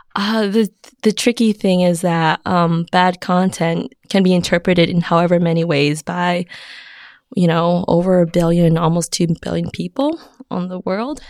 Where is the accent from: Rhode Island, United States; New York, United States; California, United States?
California, United States; Alhambra; moved away as an adult; also born or lived in Connecticut / San Francisco; I grew up in Alhambra, California